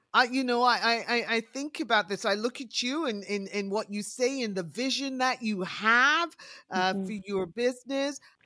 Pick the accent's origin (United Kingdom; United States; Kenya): United Kingdom; England; I was uh, born and raised in England